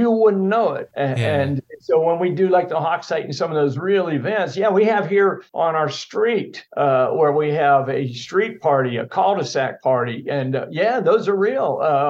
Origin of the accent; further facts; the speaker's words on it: Pittsburgh, Pennsylvania, United States; You know, I'm from Pittsburgh, and if you follow pro football at all, that's Steeler country. So yeah. We grow up on those steel mills, so and the river water over there.